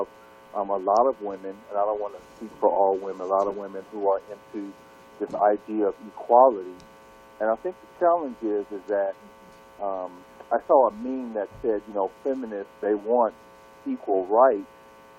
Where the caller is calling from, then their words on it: Seattle, Washington, United States; I'm calling from Seattle, Washington.